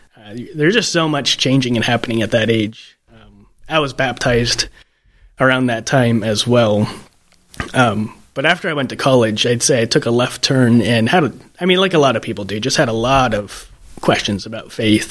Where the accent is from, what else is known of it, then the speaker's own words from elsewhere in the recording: southeast Iowa, United States; now in Archbold, United States; I grew up in a Mennonite church in southeast Iowa, gravel road surrounded by cornfields.